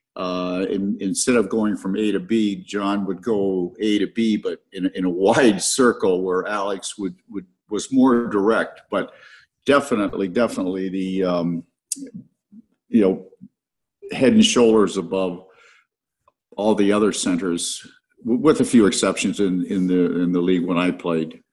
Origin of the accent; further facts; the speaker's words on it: Stratford, Ontario, Canada; as a kid growing up in Stratford